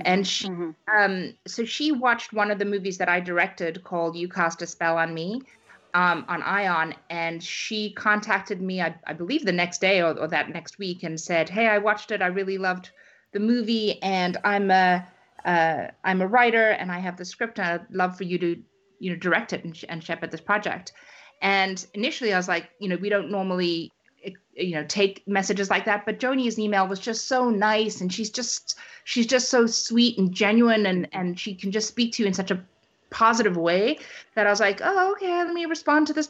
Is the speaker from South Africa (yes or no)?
yes; South Africa; also born or lived in Canada; now in United States; I'm originally from South Africa, and then I moved to Canada and then the United States